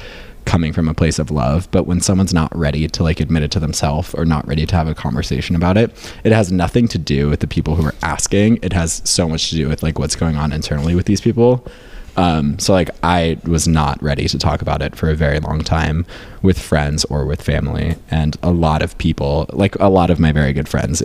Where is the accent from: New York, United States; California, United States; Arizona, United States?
New York, United States; upstate; moved away as an adult; also born or lived in Boston; now in Los Angeles, United States; I grew up in rural upstate New York